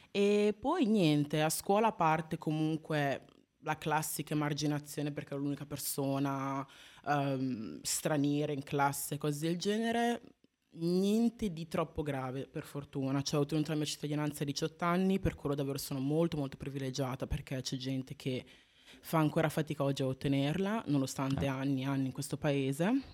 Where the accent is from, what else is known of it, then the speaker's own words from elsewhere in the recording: Italy; dopo vent'anni qua in Italia, nata e cresciuta in Italia